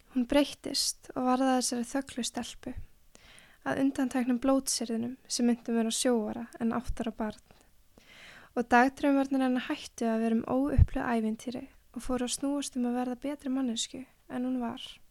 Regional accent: Mosfellsbær, Capital Region, Iceland; fættist í Mórselsbæk og við vorum sem sagt, ég, mamma og pappi með alveg frekar stort einbílishús þar og hesta sem var alveg frekar reyndislegt og var þar fyrstu ára æfiminnar

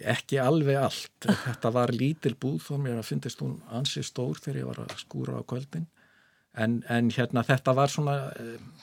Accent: Reykjavík, Capital Region, Iceland; Ég er fættur og uppalinn í Reykjavík

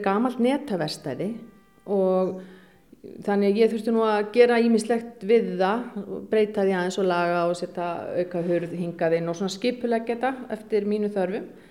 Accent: Akureyri, Northeastern Region, Iceland; moved away as an adult; also born or lived in Denmark; minni benskugötu

